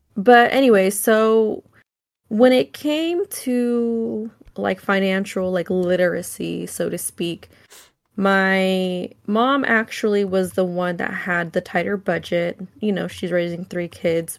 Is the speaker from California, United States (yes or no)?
yes; Solano County, California, United States; I grew up in Solano County